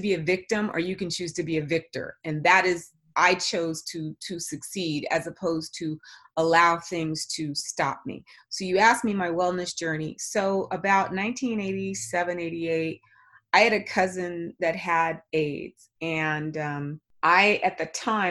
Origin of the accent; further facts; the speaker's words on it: Los Angeles, California, United States; I was born and raised in Los Angeles